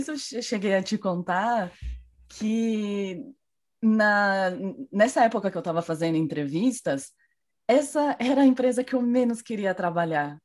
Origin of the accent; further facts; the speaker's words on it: Cajamar, São Paulo, Brazil; moved away as an adult; now in Madrid, Spain; eu sou de, do interior de São Paulo, muito uma cidade muito próxima da capital, que se chama Cajamar